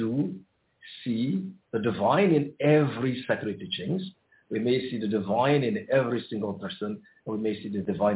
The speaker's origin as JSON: {"language": "English", "country": "Côte d’Ivoire", "tie": "born or raised there", "said": "I was born in the Ivory Coast and in a very, very spiritual family. I grew up surrounded by great mystics"}